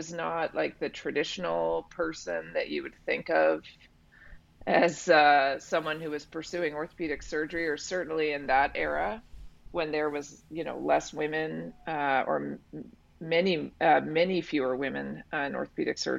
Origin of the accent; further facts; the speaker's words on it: West Vancouver, British Columbia, Canada; I'm married to someone I've known my whole life and I grew up with in West Van.